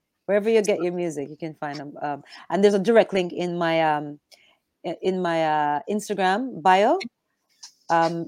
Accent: Jamaica; growing up in Jamaica

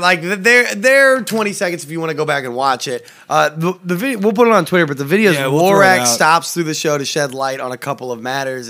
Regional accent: St. Louis, Missouri, United States; Actually, I'm from St. Louis. I'm from St. Louis, Young Malibu, which actually is home of the gun violence, all right?

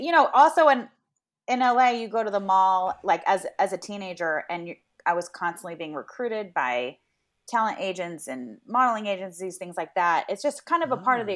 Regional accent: Los Angeles, California, United States; I grew up in Venice, so that was our grocery store of choice.

